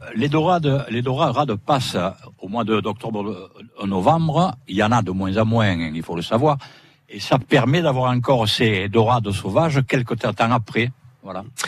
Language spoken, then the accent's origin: French; Sète, Occitania, France; moved away as an adult; also born or lived in Paris; j'étais habitant de la Pointe.